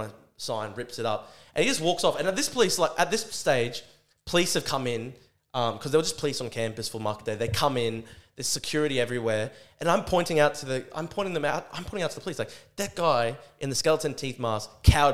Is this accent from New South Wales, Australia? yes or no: no; Brisbane, Queensland, Australia; I'm at my own university, my hometown.